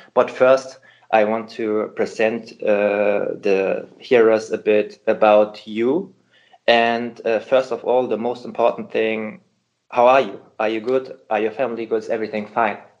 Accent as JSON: {"language": "English", "region": "Hamburg", "country": "Germany", "tie": "born or raised there", "said": "Hamburg here because it's my hometown"}